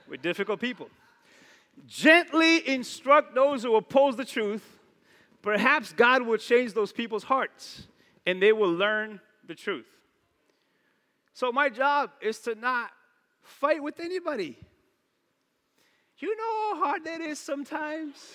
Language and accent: English; New Bedford, Massachusetts, United States; I'm from New Bedford